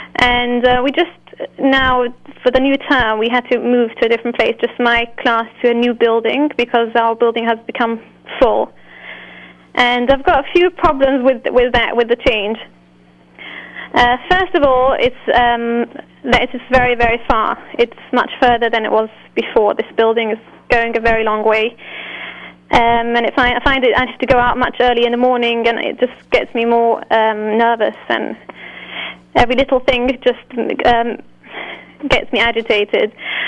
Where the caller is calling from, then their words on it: London, United Kingdom; Yes, I'm calling from London.